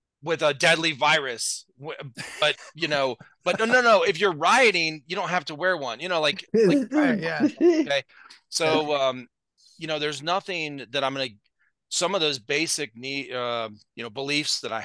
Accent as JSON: {"language": "English", "town": "Akron", "region": "Ohio", "country": "United States", "tie": "born or raised there", "said": "I grew up in Northeast Ohio, Cleveland area, Akron"}